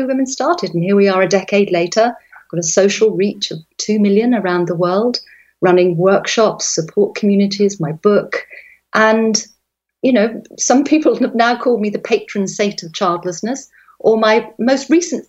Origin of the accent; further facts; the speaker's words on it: London, England, United Kingdom; moved away as an adult; now in West Cork, Ireland; I'm a Londoner by birth. I grew up in the countryside and then I moved back there as a young woman